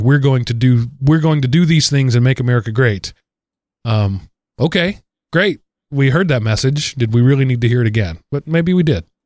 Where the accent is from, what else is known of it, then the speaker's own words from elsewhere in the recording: Denton, Texas area, United States; You're, you're right down in my hometown there, uh, area, Denton, Texas. I was a, a little farther south of you